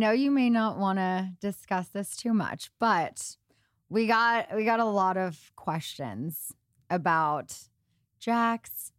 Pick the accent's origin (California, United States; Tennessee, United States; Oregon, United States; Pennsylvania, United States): California, United States; Los Angeles; I've been here my whole life.